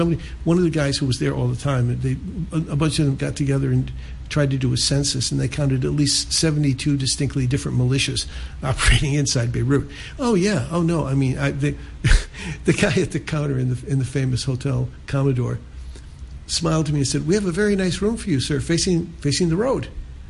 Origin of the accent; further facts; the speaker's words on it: United States; as an American citizen, I could go into East Berlin whenever I wanted to and spend 24 hours.